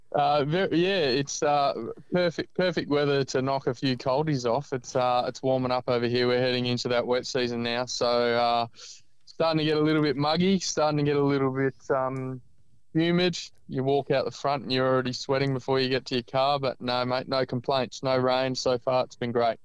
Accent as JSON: {"language": "English", "country": "Ireland", "tie": "born or raised there", "moved": "yes", "lives_now": "Australia", "said": "I live in Australia, but I was born in Ireland"}